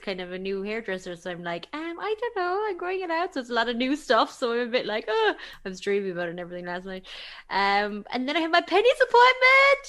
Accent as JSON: {"language": "English", "country": "Ireland", "said": "We're terrible Irish people, including myself"}